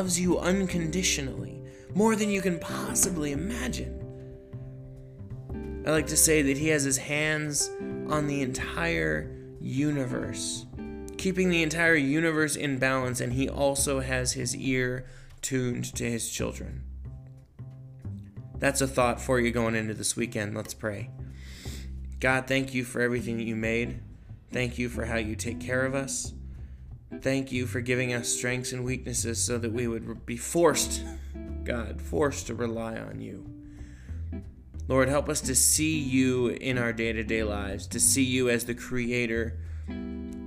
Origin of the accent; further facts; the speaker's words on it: Los Angeles, California, United States; moved away as an adult; now in Nebraska, United States; where I grew up in Los Angeles